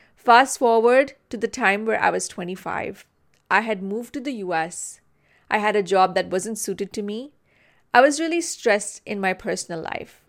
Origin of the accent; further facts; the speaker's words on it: Mumbai, Maharashtra, India; I grew up in Mumbai, India